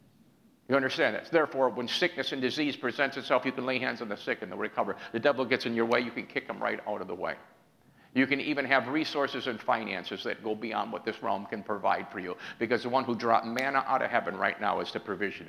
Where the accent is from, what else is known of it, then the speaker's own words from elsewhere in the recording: New York, United States; I'm from New York